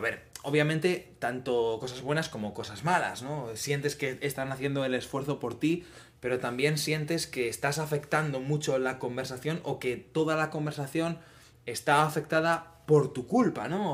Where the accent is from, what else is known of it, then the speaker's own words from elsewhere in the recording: Spain; now in Netherlands; como español